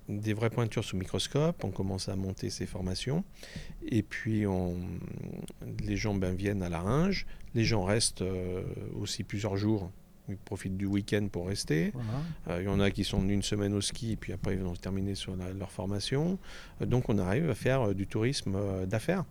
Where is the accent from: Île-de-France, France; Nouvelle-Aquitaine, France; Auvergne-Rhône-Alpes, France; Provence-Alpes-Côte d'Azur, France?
Auvergne-Rhône-Alpes, France; Panissières; also born or lived in Paris / Évian-les-Bains; now in Chablais, France; mon village natal, qui est la capitale de la cravate aujourd'hui